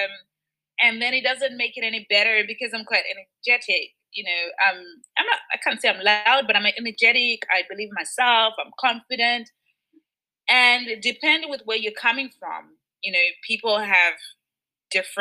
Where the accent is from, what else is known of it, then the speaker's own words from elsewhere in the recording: Zimbabwe; also born or lived in United Kingdom; now in Switzerland; I was born and raised in Zimbabwe